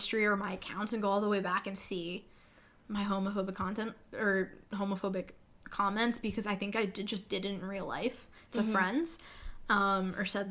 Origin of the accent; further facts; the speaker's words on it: Canada; I'm Canadian.